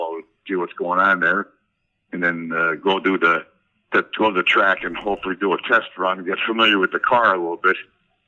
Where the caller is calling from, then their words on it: Palm Beach, Florida, United States; Well, I'm in Palm Beach, Florida, actually.